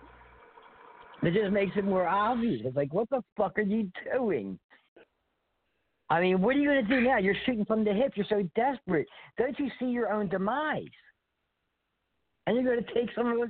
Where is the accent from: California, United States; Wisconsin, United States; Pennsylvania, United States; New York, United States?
Pennsylvania, United States; Philadelphia; moved away; I was born and raised in Philadelphia